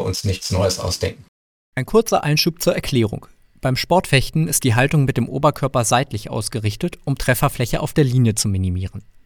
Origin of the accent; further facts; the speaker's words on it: Hamburg, Germany; moved away; Ich bin ursprünglich Hamburger